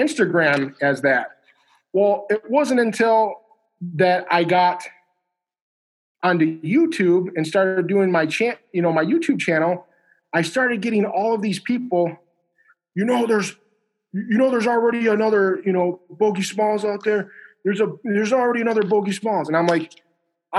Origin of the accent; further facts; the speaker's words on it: Midwest, United States; I'm, if you want to call it Midwest.